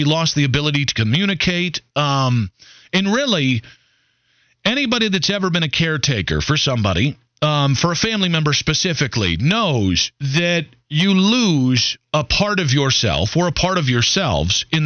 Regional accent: Cleveland, Ohio, United States; born or raised there; moved away as an adult; now in Charlotte, United States

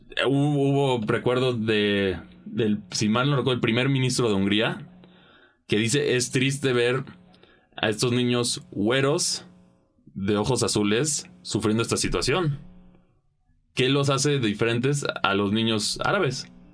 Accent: Mexico

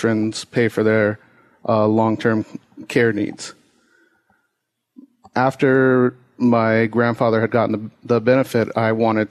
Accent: Norwalk, California, United States; also born or lived in Westminster, California; I grew up in Norwalk and also Westminster, California

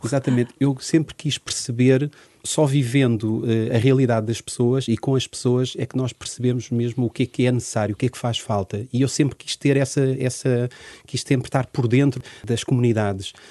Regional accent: Portugal; also born or lived in Angola; nasci em Angola em 73 e com dois anos vim com toda a minha família para Portugal

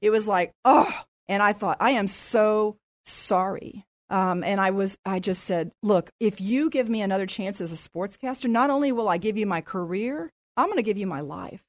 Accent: San Antonio, Texas, United States; moved away as an adult; now in Dallas–Fort Worth Metroplex, United States; I grew up in San Antonio, and my dad was a doctor here in San Antonio

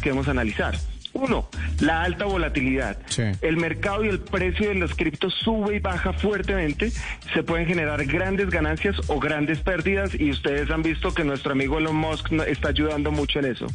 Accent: Colombia

